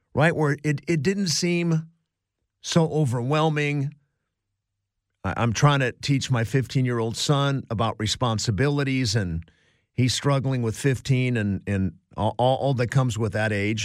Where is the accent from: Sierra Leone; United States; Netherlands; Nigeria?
United States; Cleveland, Ohio; now in Los Angeles, United States; Growing up in Cleveland, Ohio as a young boy